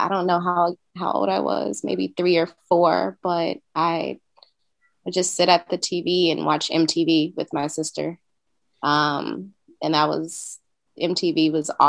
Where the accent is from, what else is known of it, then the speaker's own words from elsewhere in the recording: Oakland, California, United States; moved away as an adult; now in Brooklyn, United States; I'm originally from Oakland, California. Um, I've been living in Brooklyn for about nine months now. So um, I made that move during the pandemic.